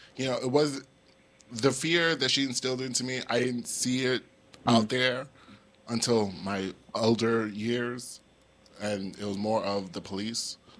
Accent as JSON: {"language": "English", "region": "New York", "country": "United States", "tie": "born or raised there", "said": "I'm a native New Yorker, born and raised in New York"}